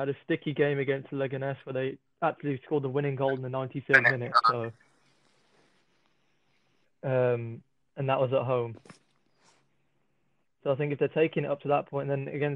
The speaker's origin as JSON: {"language": "English", "region": "England", "country": "United Kingdom", "said": "I'm from England"}